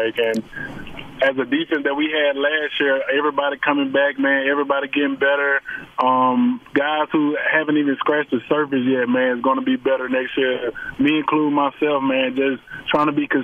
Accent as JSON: {"language": "English", "region": "Alabama", "country": "United States", "said": "I'm from Alabama"}